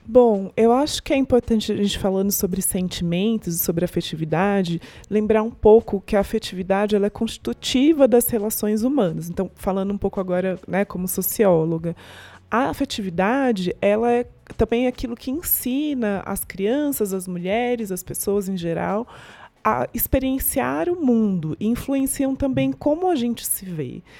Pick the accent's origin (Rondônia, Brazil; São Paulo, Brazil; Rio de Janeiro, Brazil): São Paulo, Brazil; interior of; Eu sou do interior de São Paulo, todo mundo era branco, vivia num mundo muito branco